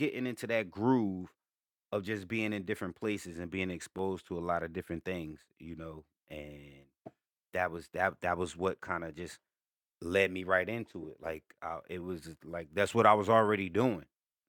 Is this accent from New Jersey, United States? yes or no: yes; Newark, New Jersey, United States; I mean, I'm from Brick City, Newark, New Jersey, but I moved around a lot.